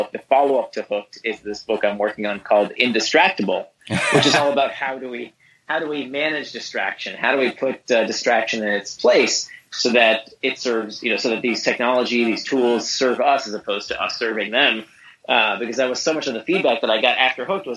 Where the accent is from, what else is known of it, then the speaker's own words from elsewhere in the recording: Orlando, Florida, United States; also born or lived in Israel; I grew up in Orlando. I was born in Israel.